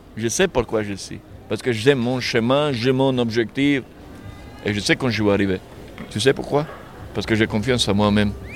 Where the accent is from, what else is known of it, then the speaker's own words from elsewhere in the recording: Serbia; French is a second language; moved away as an adult; quand je vais chez moi, en Serbie